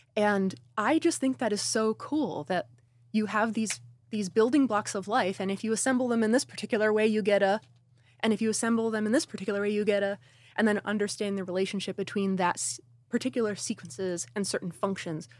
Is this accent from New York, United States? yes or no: yes; Newburgh, New York, United States; my hometown in Newburgh, New York